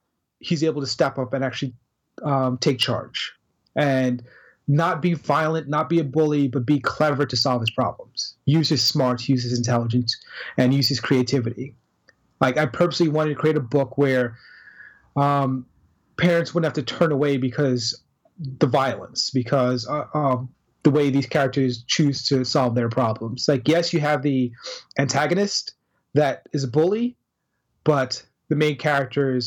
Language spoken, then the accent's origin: English; United States; moved away; also born or lived in Trinidad; I spent the majority of my life in the United States